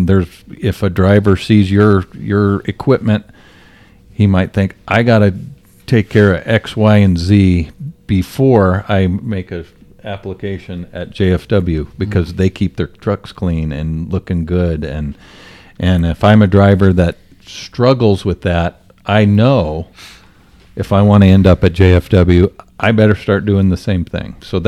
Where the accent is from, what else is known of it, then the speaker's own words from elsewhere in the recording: Greeley, Colorado, United States; And I'm from Greeley, and it was literally a 9-iron from our office.